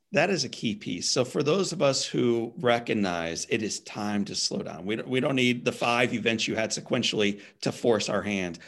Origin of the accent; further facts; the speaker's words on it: St. Louis, Missouri, United States; I'm a Saint Louis guy